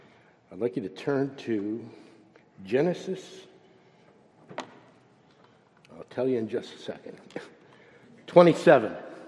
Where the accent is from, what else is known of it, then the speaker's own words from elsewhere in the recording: Youngstown, Ohio, United States; moved away; when I was growing up, all I wanted to do was get out of Youngstown